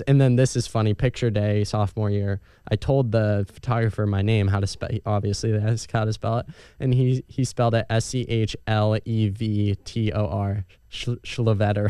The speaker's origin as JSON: {"language": "English", "town": "Erie", "region": "Pennsylvania", "country": "United States", "tie": "born or raised there", "said": "growing up in Erie, Pennsylvania"}